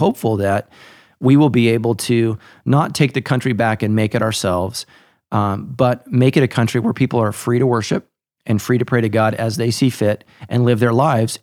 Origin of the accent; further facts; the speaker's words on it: United States; as American Christians